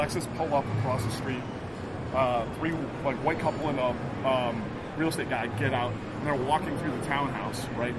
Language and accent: English; Chicago, Illinois, United States; I'm from fucking Chicago